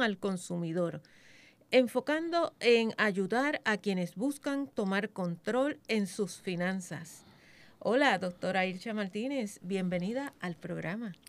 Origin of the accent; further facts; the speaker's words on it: Puerto Rico; nosotros como puertorriqueños